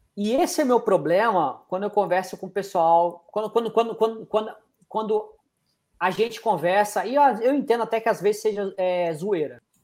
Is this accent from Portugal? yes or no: no; Brazil; sou brasileiro